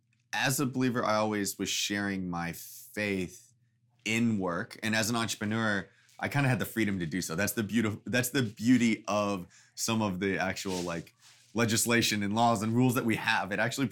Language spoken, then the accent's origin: English; Texas, United States; moved away as an adult; now in New York City, United States; I grew up in Texas and always have felt entrepreneurial in some way, shape, or form